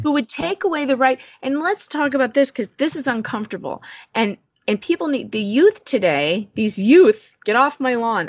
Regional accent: Chicago, Illinois, United States; outside of Chicago

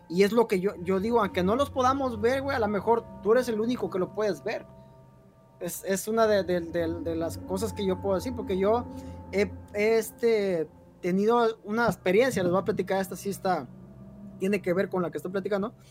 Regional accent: Guerrero, Mexico; Igual a Guerrero. Es, está, todo, todo hasta el sur de, México.

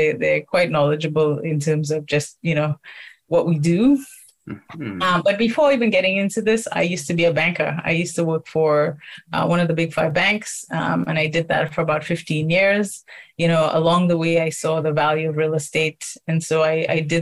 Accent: St. Lucia; now in Toronto, Canada; I'm originally from St. Lucia, Canadian St. Lucian.

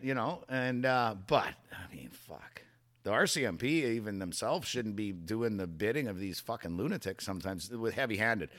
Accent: Canada; as a Canadian.

